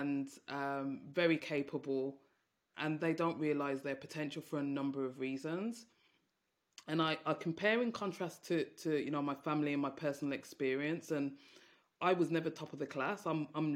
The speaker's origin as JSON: {"language": "English", "town": "Birmingham", "region": "West Midlands", "country": "United Kingdom", "tie": "born or raised there", "said": "you can probably tell from my accent, I'm from Birmingham, and I grew up in a Jamaican household"}